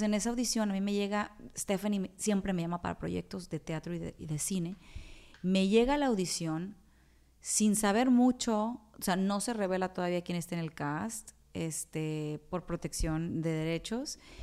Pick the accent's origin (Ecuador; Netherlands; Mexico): Mexico; Culiacán, Sinaloa; moved away as an adult; also born or lived in Monterrey, Mexico / Mexico City, Mexico; now in New York, United States; soy la primer sinaloense en estar en ese festival